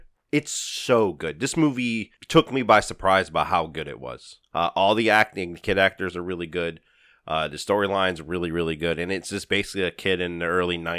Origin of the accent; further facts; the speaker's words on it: United States; We're American